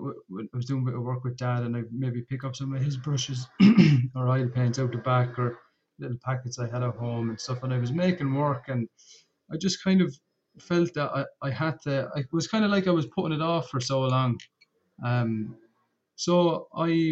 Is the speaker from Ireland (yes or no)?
yes; Portlaoise, Laois, Ireland; I'm from Portlaoise